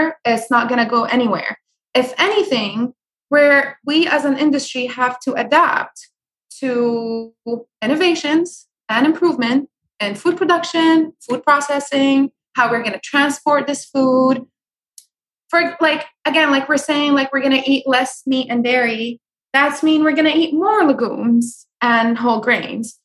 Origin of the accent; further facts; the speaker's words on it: Syria; moved away; also born or lived in California; I grew up in Syria